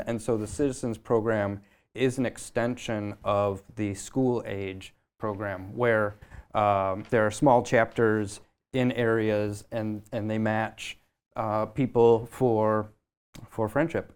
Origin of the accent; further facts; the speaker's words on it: Michigan, United States; moved away as an adult; now in Boston, United States; I'm from the Midwest. I'm originally from Michigan